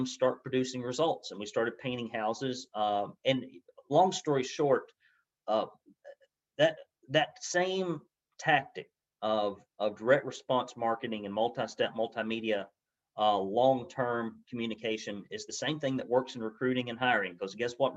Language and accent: English; Arab, Alabama, United States; I grew up in Arab, Alabama, you know, kind of dirt poor